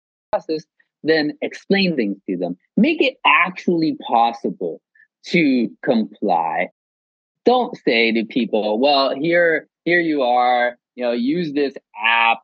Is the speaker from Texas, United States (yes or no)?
yes; South Texas, United States; I grew up in South Texas, right on the border